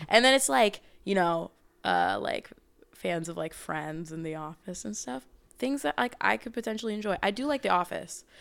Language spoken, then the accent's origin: English; Portland, Oregon, United States; I'm from Portland, Oregon